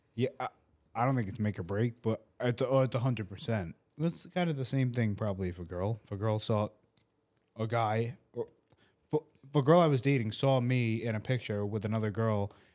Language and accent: English; Rhode Island, United States; now in Tampa, United States; I'm from Rhode Island